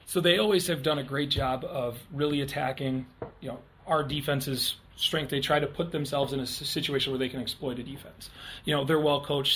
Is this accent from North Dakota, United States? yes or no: yes; Underwood, North Dakota, United States; moved away; I'm from Underwood, North Dakota originally